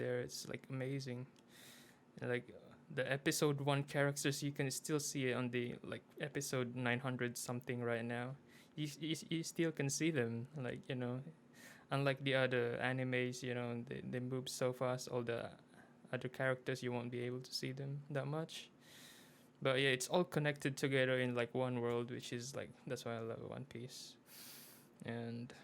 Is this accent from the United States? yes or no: no; Philippines; I'm a Filipino